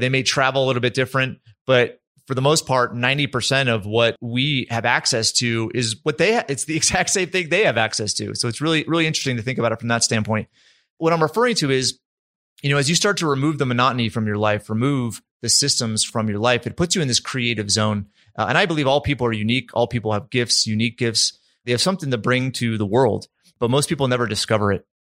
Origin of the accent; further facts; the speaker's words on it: East Coast, United States; now in Utah, United States; I grew up on the East Coast.